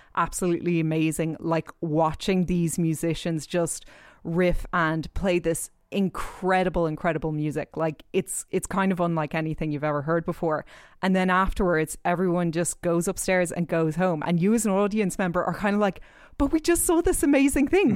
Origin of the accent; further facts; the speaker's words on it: New York, United States; I'm actually from New York myself